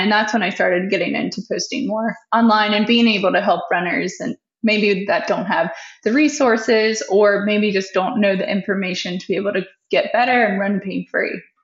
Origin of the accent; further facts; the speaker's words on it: Richmond, Virginia, United States; also born or lived in Winchester, Virginia / Washington, D.C.; I grew up in Richmond